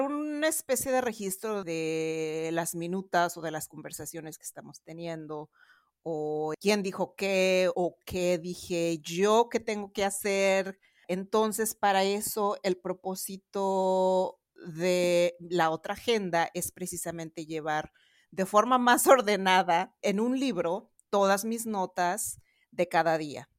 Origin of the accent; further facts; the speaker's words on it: Mexico City, Mexico; yo soy también de la Ciudad de México. Ahorita estoy grabando de la Ciudad de Boston.